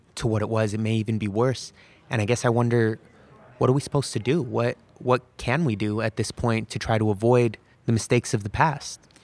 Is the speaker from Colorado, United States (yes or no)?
no; California, United States; being a Muslim American myself, who grew up born and raised in California